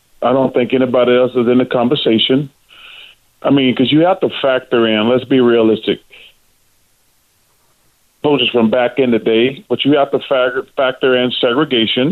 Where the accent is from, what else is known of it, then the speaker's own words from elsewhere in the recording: Alabama, United States; growing up in Alabama and being an Auburn grad